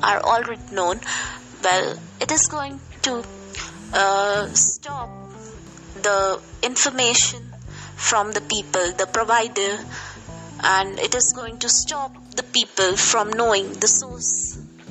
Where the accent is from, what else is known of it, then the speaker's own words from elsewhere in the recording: India; from India